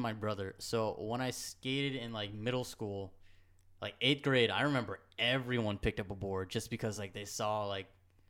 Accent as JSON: {"language": "English", "town": "Goshen", "region": "New York", "country": "United States", "tie": "born or raised there", "also_born_or_lived": "Rockland", "said": "I am born in Rockland, raised in Goshen."}